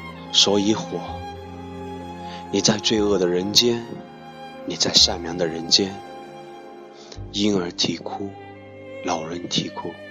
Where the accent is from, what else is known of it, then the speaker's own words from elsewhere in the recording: Guizhou, China; 作为一个贵州人，